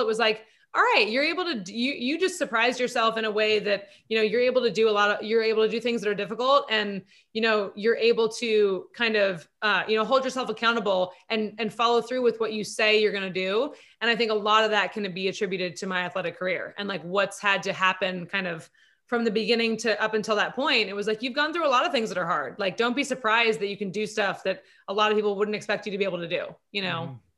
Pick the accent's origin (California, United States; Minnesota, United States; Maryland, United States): California, United States; Santa Monica; also born or lived in East Coast / Germany; born and raised in Santa Monica